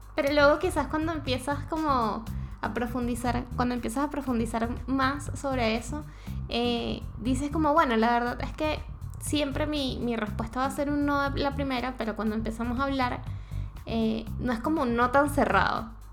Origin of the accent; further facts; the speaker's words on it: Venezuela; moved away as an adult; now in Chile; yo como venezolano